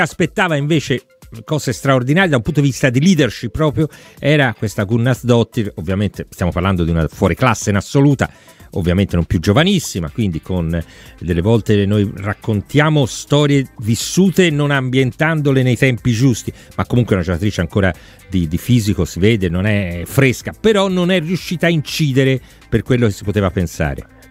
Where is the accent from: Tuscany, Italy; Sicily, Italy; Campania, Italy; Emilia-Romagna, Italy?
Tuscany, Italy; Florence; da fiorentino